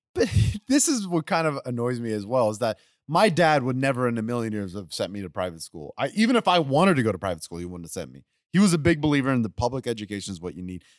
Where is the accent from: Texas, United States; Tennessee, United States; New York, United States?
Texas, United States; Spring; also born or lived in West University Place, Texas; I grew up in Spring, Texas